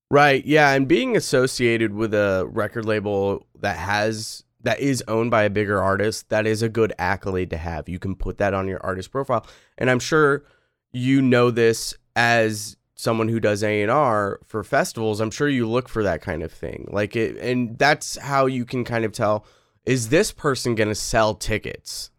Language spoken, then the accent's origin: English; Pacific Northwest, United States; I'm from the Pacific Northwest.